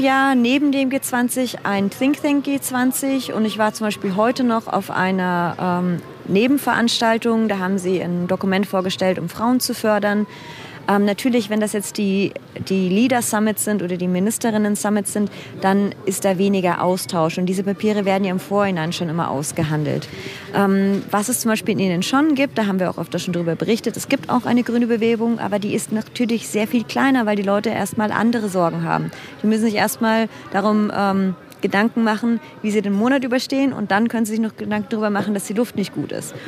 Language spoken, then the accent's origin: German; Germany; now in India; ich bin Deutsche